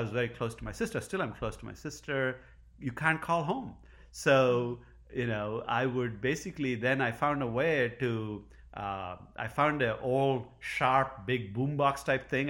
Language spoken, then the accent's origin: English; India; moved away as an adult; now in Providence, United States; I grew up in India.